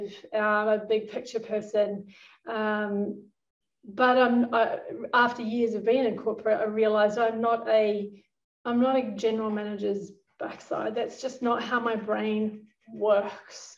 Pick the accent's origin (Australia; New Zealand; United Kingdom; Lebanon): New Zealand; I think it's one of the best childhoods I could have. I actually grew up on a farm.